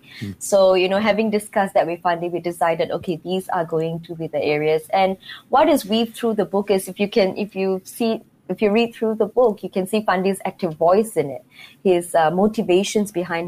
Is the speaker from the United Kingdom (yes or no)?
no; Singapore; as a Singaporean